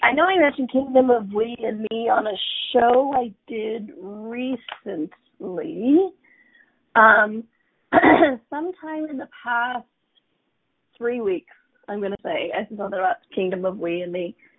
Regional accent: United States; I'm an American, right? Born in America.

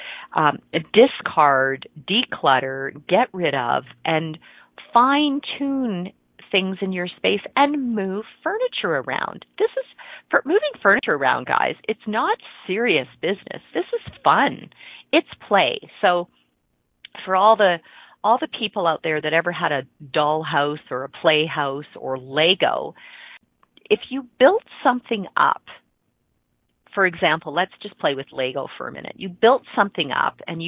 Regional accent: Ontario, Canada; I grew up in Ontario, and cottage country in Ontario up in the Muskokas

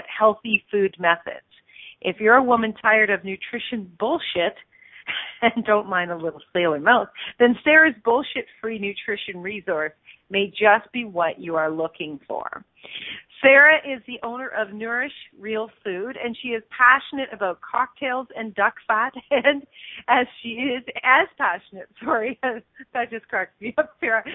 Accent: Stratford, Ontario, Canada; my hometown, Stratford, Ontario

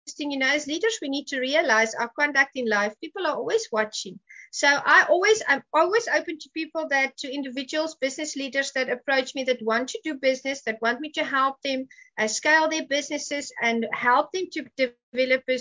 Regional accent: South Africa; I'm from Africa

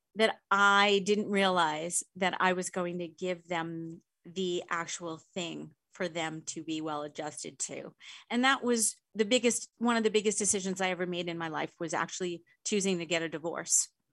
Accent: Long Island, New York, United States; I grew up in New York on Long Island.

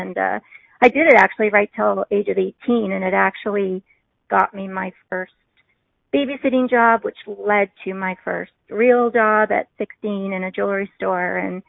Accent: Newfoundland and Labrador, Canada; accent: Newfoundland; I am told a lot of the time that I don't have one, a Newfoundland accent, but I always like to say if I have a couple glasses of wine, then the accent becomes a little bit more prevalent.

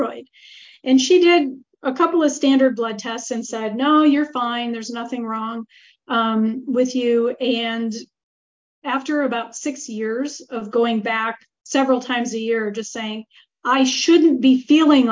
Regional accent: Marquette, Michigan, United States; born or raised there; moved away as an adult; now in Italy

